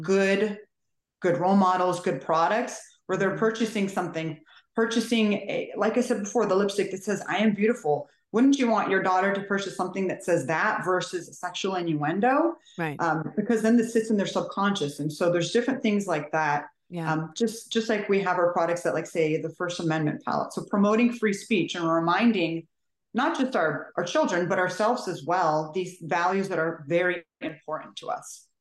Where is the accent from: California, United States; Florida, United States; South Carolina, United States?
California, United States; now in Maryland, United States; I'm originally from California.